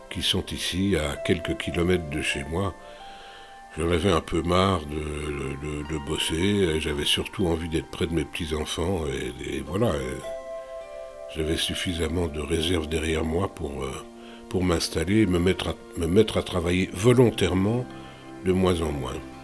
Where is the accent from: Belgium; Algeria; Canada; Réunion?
Belgium; moved away as an adult; also born or lived in London / Paris; now in France; je ne suis pas retourné en Belgique de manière permanente euh, depuis